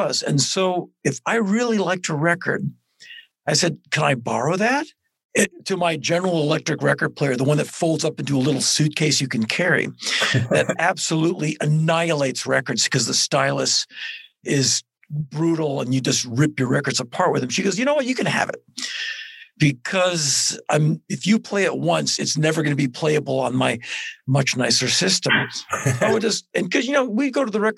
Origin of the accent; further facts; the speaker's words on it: Washington, District of Columbia, United States; I was born in 1961 in Washington, D.C.